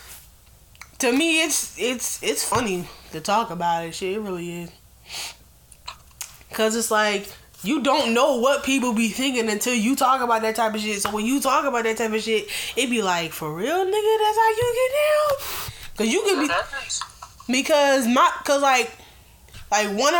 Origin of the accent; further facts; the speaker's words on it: United States; I was born in America, I was raised in America, I'm going to die in America.